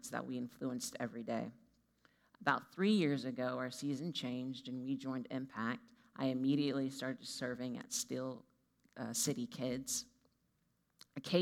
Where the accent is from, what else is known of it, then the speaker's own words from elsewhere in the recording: Georgia, United States; now in Pittsburgh, United States; the church I grew up in Georgia